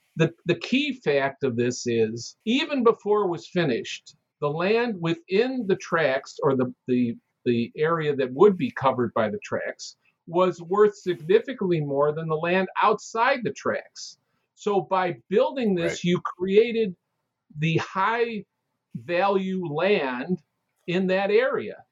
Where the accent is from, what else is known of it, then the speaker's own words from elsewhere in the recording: Chicago, Illinois, United States; I'm born and raised in Chicago